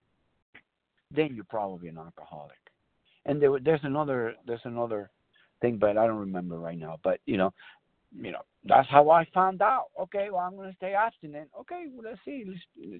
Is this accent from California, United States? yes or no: yes; San Bernardino, California, United States; I'm from San Bernardino, California.